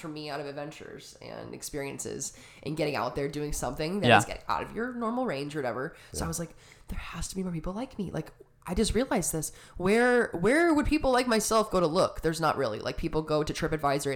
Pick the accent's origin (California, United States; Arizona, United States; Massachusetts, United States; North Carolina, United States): Arizona, United States; Tucson; I'm from Tucson, Arizona. So about a couple hours south of here, born and raised